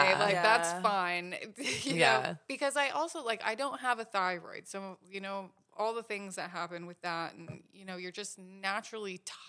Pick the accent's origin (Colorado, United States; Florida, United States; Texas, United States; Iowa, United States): Colorado, United States; Vail; also born or lived in Washington State; In Vail, Colorado.